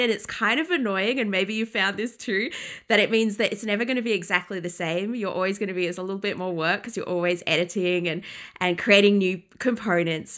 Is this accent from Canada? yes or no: no; England, United Kingdom; I grew up in England